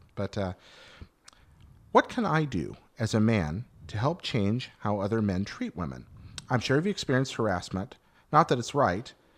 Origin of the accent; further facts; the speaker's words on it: American South, United States; I grew up in the American South